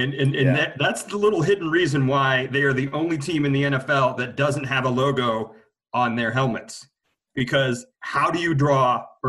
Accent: Columbus, Ohio, United States; growing up in Columbus, I wasn't in Cleveland per se

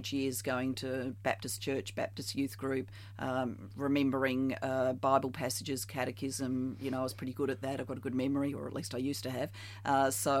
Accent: South Australia, Australia; moved away as an adult; also born or lived in Barry, Wales / Victoria, Australia; I moved from South Australia to Victoria before the national competition

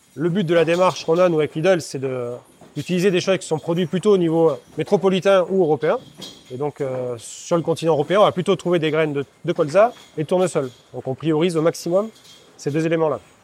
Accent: France; de chez nous, en France

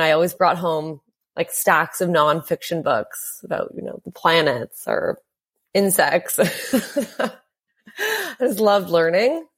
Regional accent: Hamilton, Ontario, Canada; I grew up in a town called Hamilton, Ontario, and that was about an hour outside

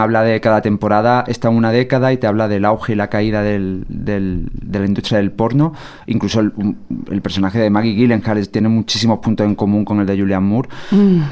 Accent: Sierra de Cádiz, Andalusia, Spain; moved away; no había salido de mi pueblo de 5.000 habitantes de la Sierra de Cádiz

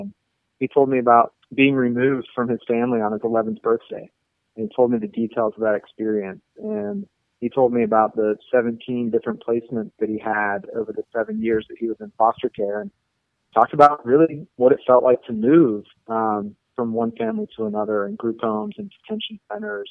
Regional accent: Pittsburgh, Pennsylvania, United States; moved away as an adult; also born or lived in Missoula, Montana; I'm from Pittsburgh originally, and I was born and raised there

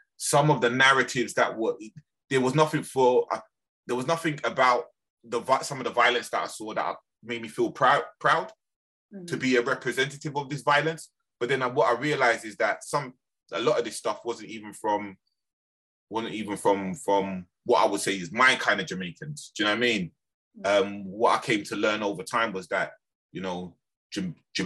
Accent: London, United Kingdom; growing up in Brixton

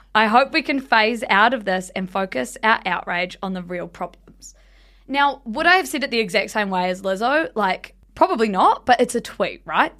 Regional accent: South Island, New Zealand; we grew up in the South Island

